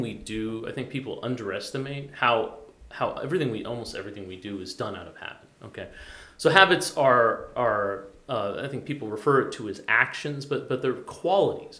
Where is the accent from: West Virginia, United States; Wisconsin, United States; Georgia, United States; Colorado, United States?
Colorado, United States; Boulder; moved away; I come from Boulder, Colorado.